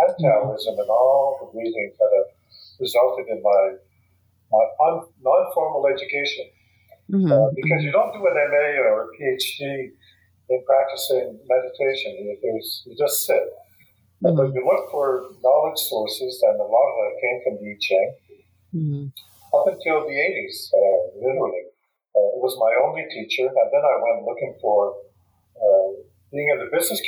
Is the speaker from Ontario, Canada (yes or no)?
no; Quebec, Canada